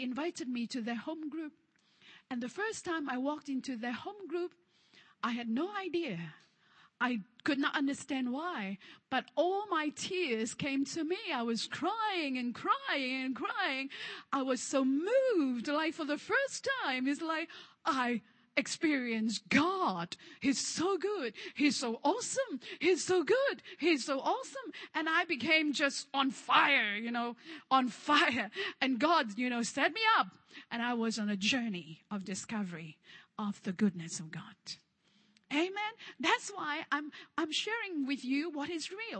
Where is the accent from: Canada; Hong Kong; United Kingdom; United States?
Hong Kong; English is a second language; moved away; I'm from Hong Kong